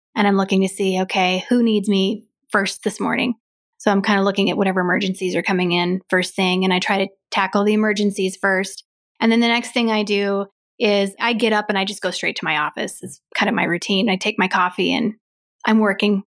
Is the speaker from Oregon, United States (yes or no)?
no; Grand Lake, Colorado, United States; also born or lived in Nebraska; I grew up in Grand Lake